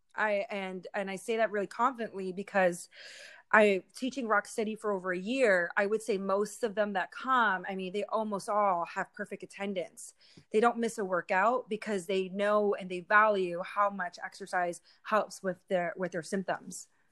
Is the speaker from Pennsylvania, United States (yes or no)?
yes; Philadelphia, Pennsylvania, United States; moved away as an adult; now in Humboldt County, United States; I'm from the East Coast, so it's completely different. Uh, I grew up my whole life in the city